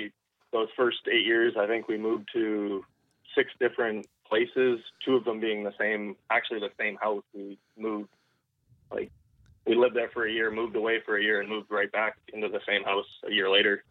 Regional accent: Winnipeg, Manitoba, Canada; also born or lived in Pembroke; I was born in Ontario and moved to Winnipeg and played most of my hockey career in Winnipeg. So I moved there when I was eight.

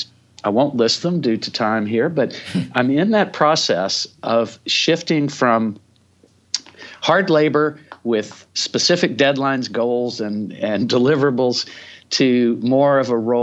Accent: Chattanooga, Tennessee, United States; I grew up in Chattanooga, Tennessee

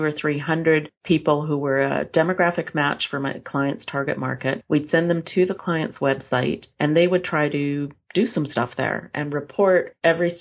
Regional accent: Edmonton, Alberta, Canada; I grew up in a very lovely neighborhood in Edmonton, Alberta, Canada, which is pretty far north

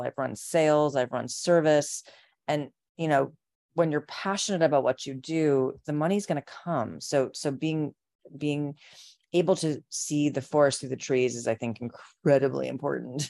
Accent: Chicago suburbs, Illinois, United States; I grew up in the Chicago suburbs

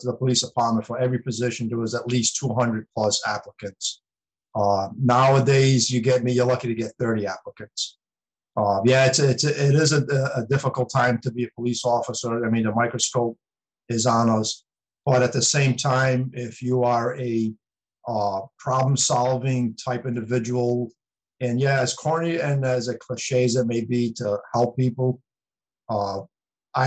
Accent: Providence, Rhode Island, United States; now in East Providence, United States; I grew up in Providence. I lived in East Providence since 97, but I work in Bristol

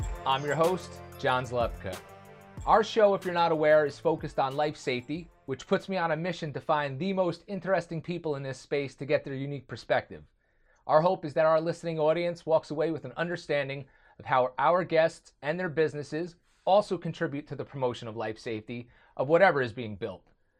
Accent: Matawan, New Jersey, United States; also born or lived in Freehold, New Jersey; I grew up in Mattawan, New Jersey. I live in Freehold now.

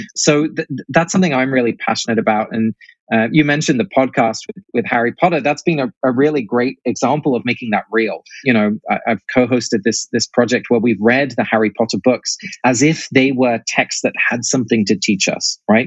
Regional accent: England, United Kingdom; also born or lived in Netherlands; now in United States; I grew up in England, uh, but both my parents are Dutch, and obviously I've ended up here in America

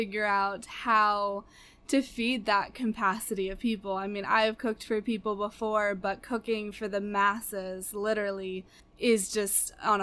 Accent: Fredericksburg, Virginia, United States; moved away as an adult; I am originally from Fredericksburg, Virginia

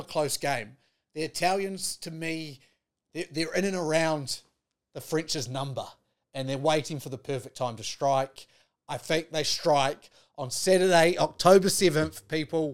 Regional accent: Ireland; I'd get as an Irishman

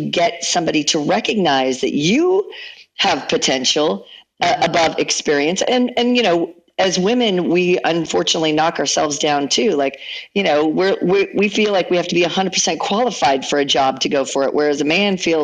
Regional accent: Seattle, Washington, United States; Seattle, actually, which is my hometown

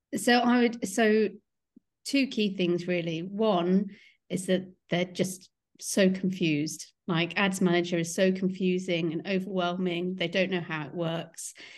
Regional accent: Kingston upon Thames, London, United Kingdom; I'm from Kingston upon Thames

